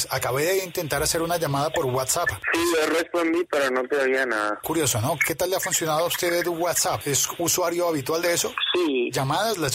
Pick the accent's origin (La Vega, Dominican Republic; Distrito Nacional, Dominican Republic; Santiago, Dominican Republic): Distrito Nacional, Dominican Republic; Santo Domingo; moved away as an adult; now in Bogotá, Colombia; Yo soy de Santo Domingo, de la capital.